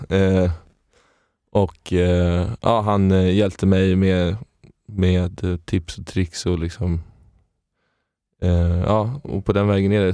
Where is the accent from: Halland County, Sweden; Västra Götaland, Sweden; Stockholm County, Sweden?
Stockholm County, Sweden; Stockholm; jag är från Stockholm, från Stockholm. Innerst, inne, innerstaden. Uppväxt i, i, i lägenhet